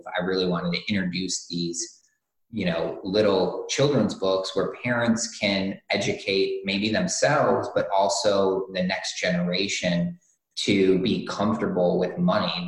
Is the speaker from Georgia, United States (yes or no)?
no; Michigan, United States; I grew up in Michigan on a lake